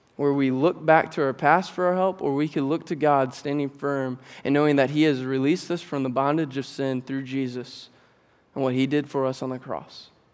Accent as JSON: {"language": "English", "town": "Fremont", "country": "United States", "tie": "born or raised there", "also_born_or_lived": "Georgia", "said": "I grew up here at Grace, and I grew up in Fremont"}